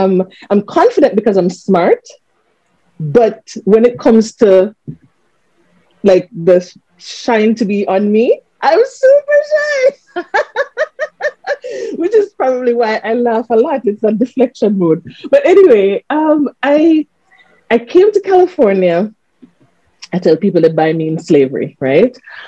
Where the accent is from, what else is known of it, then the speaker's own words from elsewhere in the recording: Montego Bay, Saint James, Jamaica; I'm a Moby girl.